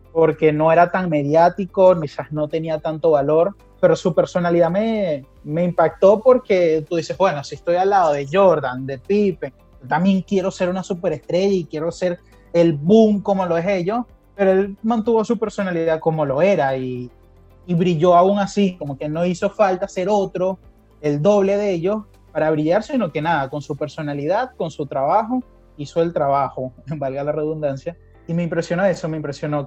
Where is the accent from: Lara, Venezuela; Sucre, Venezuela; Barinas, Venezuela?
Lara, Venezuela; Barquisimeto; moved away as an adult; also born or lived in Lima, Peru; now in Argentina; Yo primero salí de Barquisimeto a Lima, a Perú